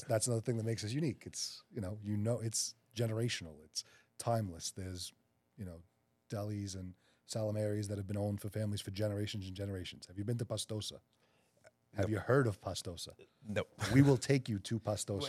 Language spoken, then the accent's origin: English; New York City, New York, United States; the South Shore of Staten Island, which is where Mike and I are from